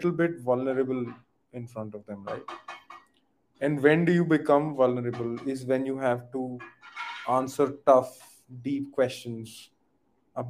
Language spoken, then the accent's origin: English; India; I'm from India.